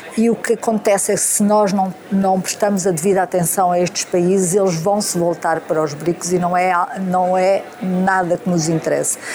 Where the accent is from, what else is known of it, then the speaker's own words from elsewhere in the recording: Beja, Alentejo, Portugal; Sou de Beja